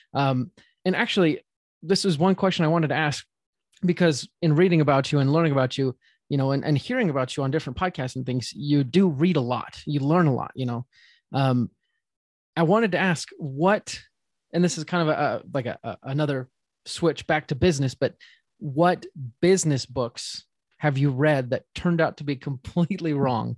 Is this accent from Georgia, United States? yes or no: no; Utah, United States; I'm from Utah